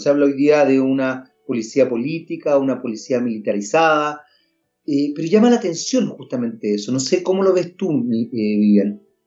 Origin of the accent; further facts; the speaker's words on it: Chile; hay un porcentaje de personas en nuestro país, que son chilenos igual que uno